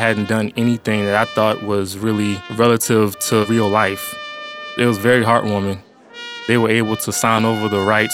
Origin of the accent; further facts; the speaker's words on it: Georgetown, South Carolina, United States; I'm from Georgetown, South Carolina